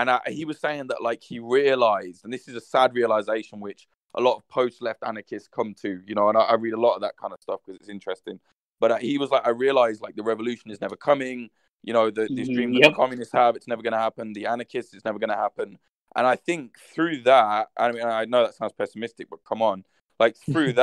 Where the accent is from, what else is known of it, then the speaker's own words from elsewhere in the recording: Midlands, United Kingdom; where I'm from, I'm not from London, man. I'm from the Midlands